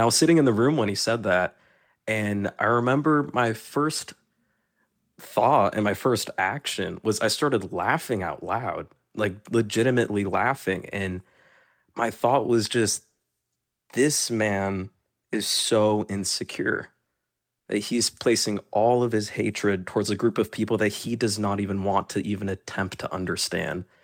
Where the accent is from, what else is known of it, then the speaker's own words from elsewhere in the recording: Tallahassee, Florida, United States; I only know Florida. I was born and raised in Florida.